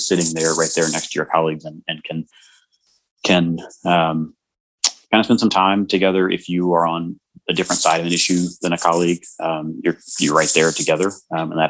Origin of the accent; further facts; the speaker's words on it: Atlanta, Georgia, United States; I'm born and raised in Atlanta. I came up through Atlanta Public Schools